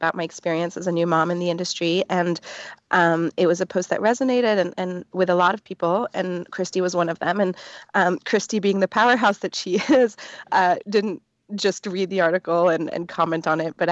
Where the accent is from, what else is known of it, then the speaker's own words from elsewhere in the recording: Belgium; now in New York, United States; I'm from Belgium.